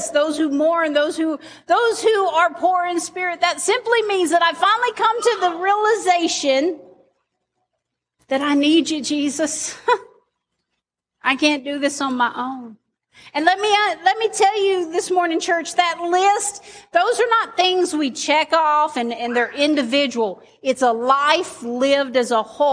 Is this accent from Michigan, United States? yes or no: no; Arkansas, United States; I'm an Arkansan.